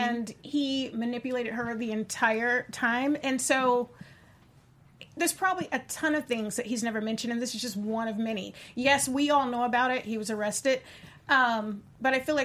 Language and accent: English; Virginia, United States; from Virginia, grew up there